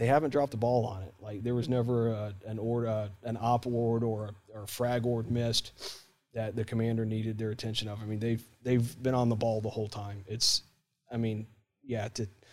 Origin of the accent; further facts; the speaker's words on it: Warsaw, Indiana, United States; moved away; also born or lived in Trenton, Ohio / Middletown, Ohio; Originally from Middletown, Ohio, more or less. I would say Trenton, but nobody knows where it is. And then when I was 5 years old, we moved up to Warsaw, Indiana